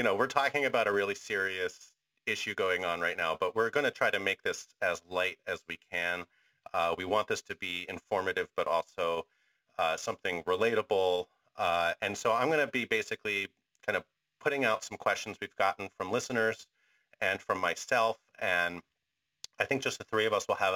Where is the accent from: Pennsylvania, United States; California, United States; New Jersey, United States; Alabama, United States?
Pennsylvania, United States; Philadelphia; over my years growing up in Philadelphia